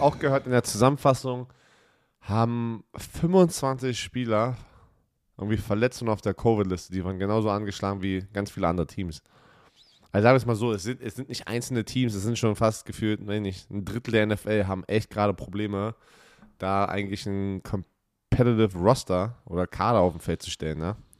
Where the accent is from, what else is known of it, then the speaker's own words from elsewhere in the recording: Germany; als Deutscher, der aus, dem deutschen, aus einer deutschen Umkleidekabine kommt